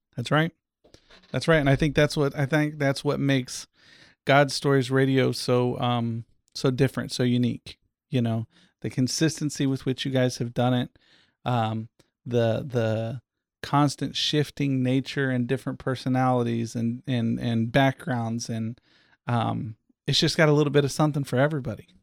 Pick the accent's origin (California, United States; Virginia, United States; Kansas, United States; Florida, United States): Florida, United States; Eustis; I was born here in Central Florida at a little hospital in Eustis that's not even there anymore